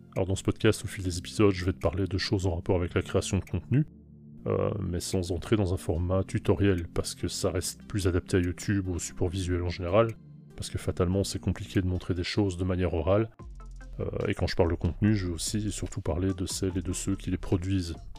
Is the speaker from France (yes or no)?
no; Belgium; je suis belge, j'ai 47